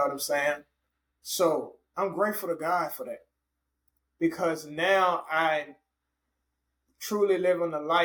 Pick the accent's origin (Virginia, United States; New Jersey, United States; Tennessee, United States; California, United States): Virginia, United States; Richmond; I was a radio host for a year in my hometown of Richmond, Virginia